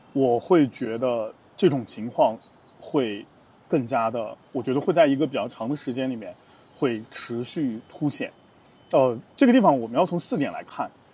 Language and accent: Chinese; China; 我是一个中国人